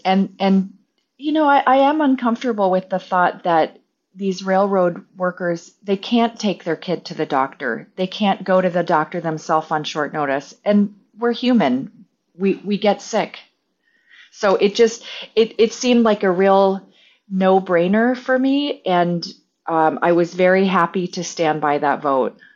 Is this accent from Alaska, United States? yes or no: yes; Alaska, United States; most of our houses in rural Alaska are, uh, heated by stove oil.